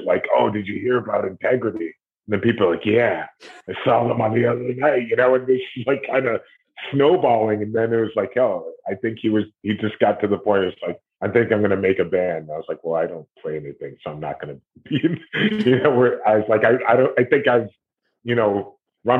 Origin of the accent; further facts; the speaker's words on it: Cleveland, Ohio, United States; moved away as an adult; also born or lived in New York; I was born in Cleveland, Ohio, and then I moved to New York. After a little while after high school